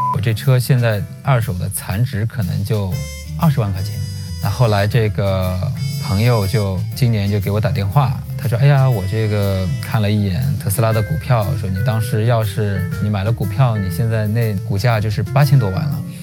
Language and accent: Chinese; Jinshan District, Shanghai, China; 就在我的故乡，我老家金山区